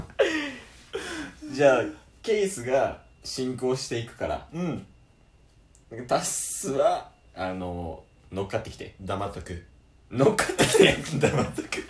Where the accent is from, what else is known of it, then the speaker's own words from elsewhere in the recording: Kansai, Japan; accent: Kansai-ben; うちは関西弁じゃない？